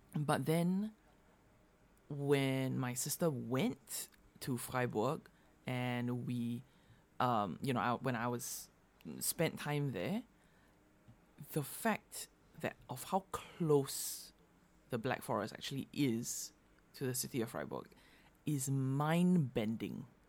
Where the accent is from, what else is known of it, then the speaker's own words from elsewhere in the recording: Singapore; moved away; growing up in Singapore